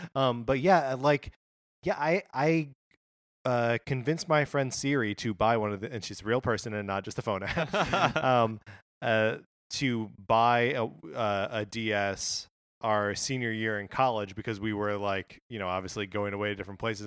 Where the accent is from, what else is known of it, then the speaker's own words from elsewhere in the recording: Wisconsin, United States; I grew up in Wisconsin